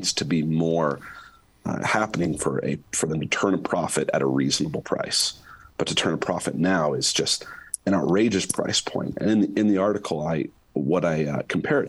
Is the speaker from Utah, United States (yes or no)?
yes; Utah, United States; my home state of Utah